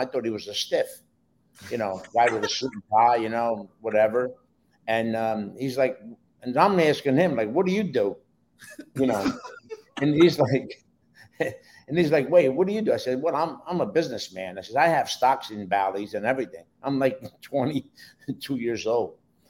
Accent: Newark, New Jersey, United States; also born or lived in Naples, Italy; now in South Florida, United States; I grew up in Newark, New Jersey, born in Naples, Italy. I came here when I was 8 years old, legally.

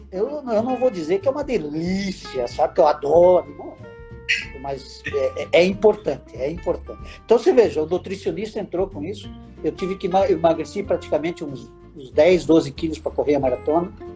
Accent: Paranaguá, Paraná, Brazil; moved away as an adult; also born or lived in Curitiba / Brasília; now in Santa Catarina, Brazil; Eu sou paranaense, nasci em Paranaguá.

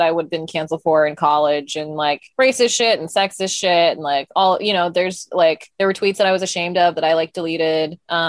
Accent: Utah, United States; And we grew up in Utah, and we grew up in an immigrant Indian family

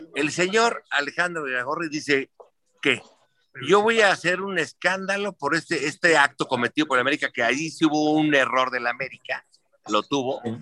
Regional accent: Mexico; yo nací en la Unidad de Independencia, en Silana

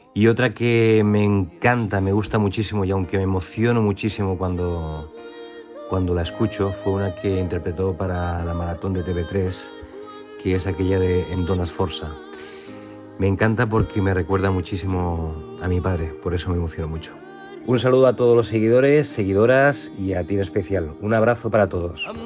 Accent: Sabadell, Catalonia, Spain; por ser de Sabadell como, como yo

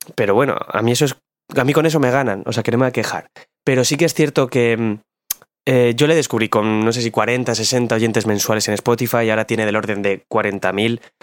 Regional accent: Bilbao, Basque Country, Spain; vengo del barrio minero de Bilbao.

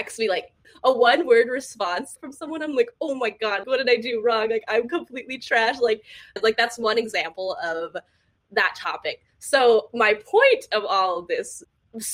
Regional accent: Southern California, United States; I actually grew up in a super Asian community in Southern California

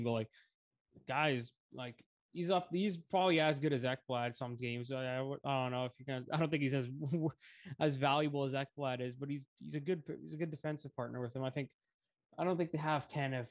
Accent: Canada; when I grew up in Canada

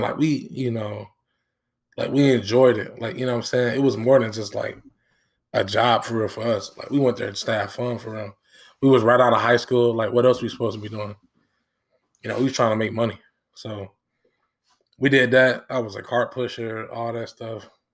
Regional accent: Dayton, Ohio, United States; also born or lived in Benton Harbor, Michigan; from seven to twenty-four, I've been in Dayton

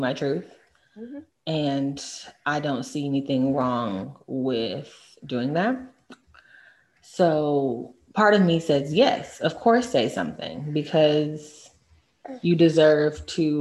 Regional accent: Texas, United States; moved away as an adult; also born or lived in New York; coming from Texas, the only people of Hispanic descent that I had met, or Latin descent, were from Mexico

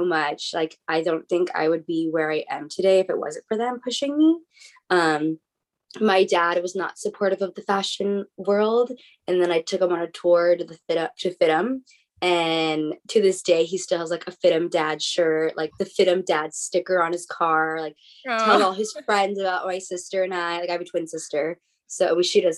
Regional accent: La Habra, California, United States; I grew up in La Habra, California

